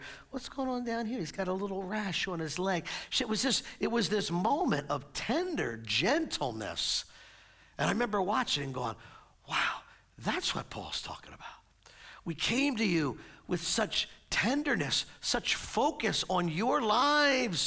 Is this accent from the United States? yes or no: yes; United States; we're American citizens. We get to live in a country where we get to voice our and vote